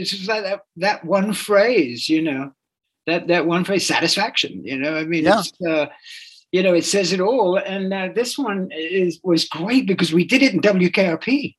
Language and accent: English; England, United Kingdom; I'm English, I'm a Buddhist, and I love, you know, vegan food and heroin